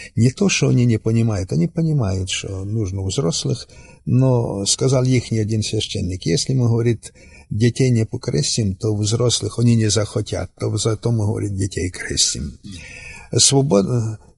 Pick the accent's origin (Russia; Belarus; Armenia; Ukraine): Ukraine; Western Ukraine, Zakarpattia Oblast; Я сам приехал с Украины, с Западной Украины